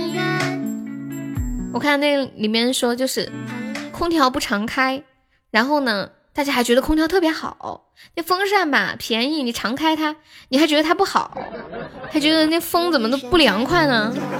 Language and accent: Chinese; China; 我们中国人有存钱的意识